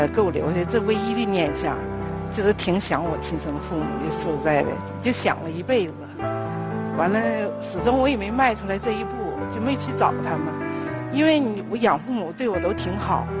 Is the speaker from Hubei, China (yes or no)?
no; Mudanjiang, Heilongjiang, China; 我是那个黑龙江牡丹江市的。